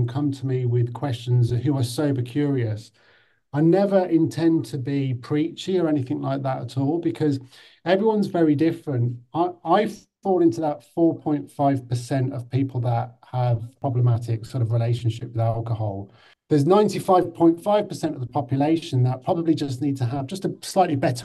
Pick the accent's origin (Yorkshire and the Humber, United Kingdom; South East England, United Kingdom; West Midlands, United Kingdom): West Midlands, United Kingdom; Birmingham; moved away; also born or lived in London; I was brought up in Birmingham in the 80s.